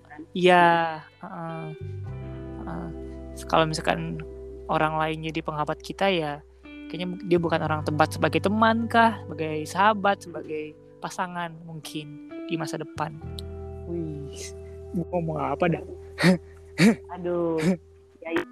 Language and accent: Indonesian; Padang, West Sumatra, Indonesia; moved away; ngerantau kayak kita dari Padang